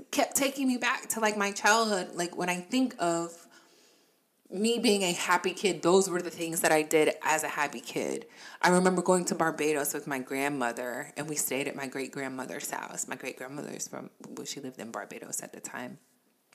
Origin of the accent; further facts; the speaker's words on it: Florida, United States; also born or lived in Virginia; now in North Carolina, United States; as a kid, I grew up in Florida